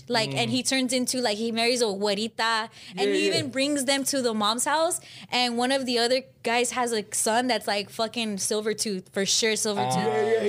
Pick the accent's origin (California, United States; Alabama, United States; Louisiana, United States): California, United States; Glendale; first language Spanish; also born or lived in San Fernando Valley, California; I grew up in Glendale